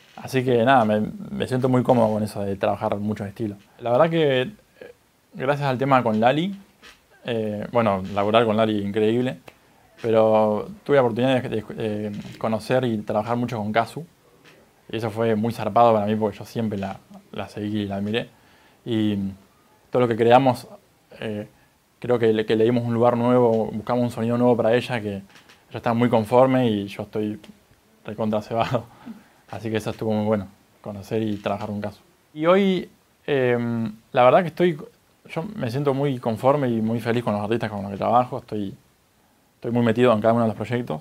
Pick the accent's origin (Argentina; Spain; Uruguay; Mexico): Argentina; Necochea, Buenos Aires Province; Yo soy de Necochera, una ciudad costera, acá de la provincia de Buenos Aires